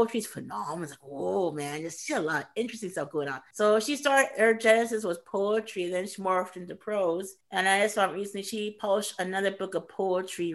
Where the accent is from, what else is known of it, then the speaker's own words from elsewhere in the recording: Canada; also born or lived in Midlands, England / Edmonton, Canada; I was born in England and raised in Canada. So it's a homage to the Midlands, UK, where I was born, and also homage to Edmonton